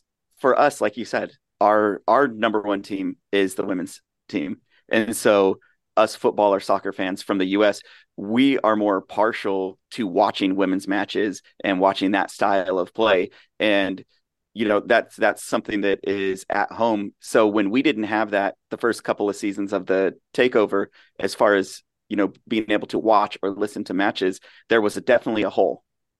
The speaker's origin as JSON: {"language": "English", "country": "United States", "said": "as American fans"}